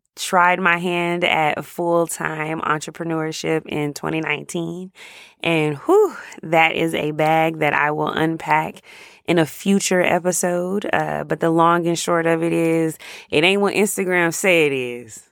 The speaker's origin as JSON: {"language": "English", "town": "Jacksonville", "region": "Florida", "country": "United States", "tie": "born or raised there", "moved": "as an adult", "lives_now": "Dallas, United States", "said": "I live in Dallas. I've been here since about two thousand eleven, but I grew up in Jacksonville, Florida."}